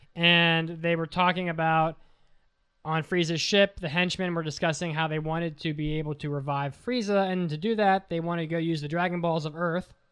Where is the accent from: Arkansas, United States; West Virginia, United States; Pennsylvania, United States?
West Virginia, United States; I'm from West Virginia